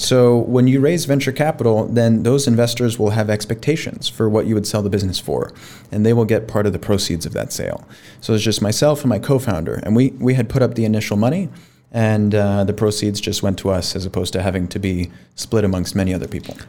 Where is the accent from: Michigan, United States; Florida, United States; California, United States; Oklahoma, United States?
Florida, United States; Miami; moved away as an adult; now in Pakistan; born and raised in Miami, Florida, in the United States